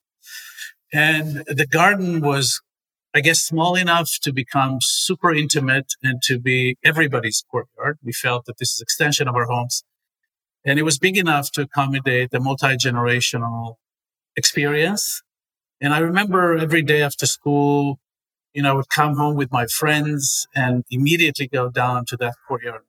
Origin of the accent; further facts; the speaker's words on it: Israel; moved away as an adult; also born or lived in Beersheba, Israel; now in New York City, United States; I was born in Israel